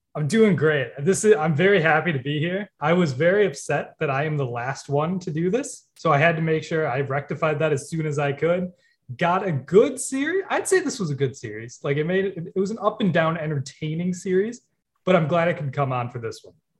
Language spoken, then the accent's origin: English; Milwaukee, Wisconsin, United States; grew up around Milwaukee, so, like, it was easier to go to games